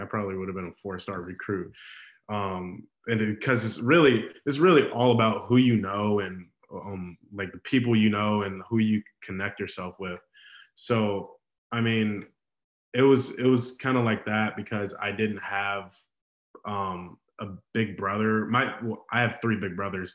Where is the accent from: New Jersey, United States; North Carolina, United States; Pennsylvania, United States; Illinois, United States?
Illinois, United States; Chicago; also born or lived in Terre Haute, Indiana; I grew up really in Chicago a lot, and I was I, I live in the suburbs now, but I've spent uh, damn near my whole life in Chicago